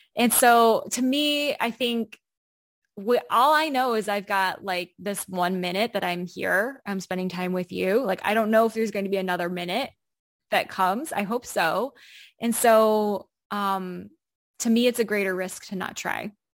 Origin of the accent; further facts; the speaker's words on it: United States; moved away as an adult; now in Berlin, Germany; I grew up in the United States